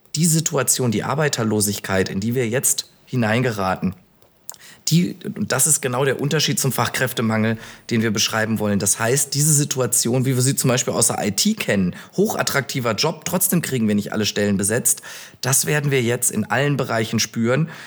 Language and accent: German; Bielefeld, North Rhine-Westphalia, Germany; also born or lived in Münster; now in Düsseldorf, Germany; bin gebürtig aus Bielefeld